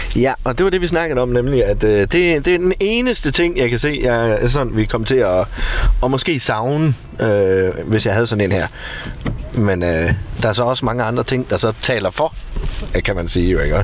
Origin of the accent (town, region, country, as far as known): Denmark